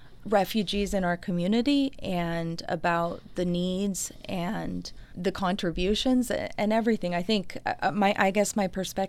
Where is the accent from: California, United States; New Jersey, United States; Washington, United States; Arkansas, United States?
Washington, United States; Milton; now in Tucson, United States; I am from Washington State, a small town called Milton, and I moved to Tucson in 1997.